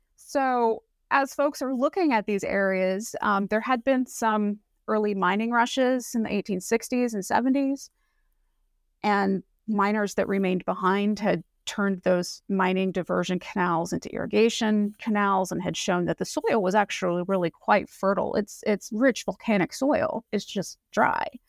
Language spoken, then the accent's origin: English; Northern Mariana Islands; moved away; also born or lived in Pacific Northwest; I grew up in Saipan, which is a little island out in the Pacific near Guam